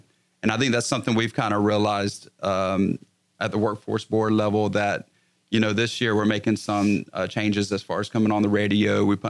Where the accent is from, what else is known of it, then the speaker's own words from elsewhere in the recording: South Carolina, United States; now in Texas, United States; I'm from South Carolina originally.